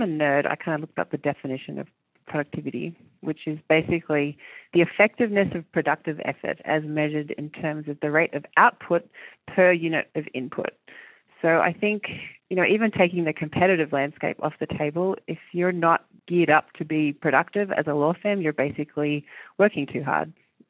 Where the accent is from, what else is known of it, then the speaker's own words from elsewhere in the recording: Australia; also born or lived in New Zealand; I moved countries when I was small from New Zealand to Australia, and I thought it was really good for me as a human.